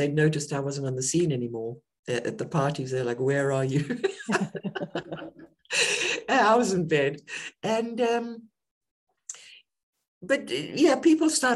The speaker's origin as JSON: {"language": "English", "country": "South Africa", "tie": "born or raised there", "also_born_or_lived": "United Kingdom", "moved": "as an adult", "said": "I was born in South Africa during the apartheid era."}